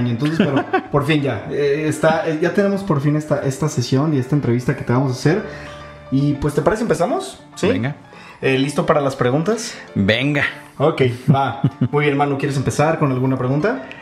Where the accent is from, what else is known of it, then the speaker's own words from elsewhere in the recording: Agua Prieta, Sonora, Mexico; yo crecí en el norte, yo, yo, crecí en Agua Prieta, nací en Los Noches y crecí en Agua Prieta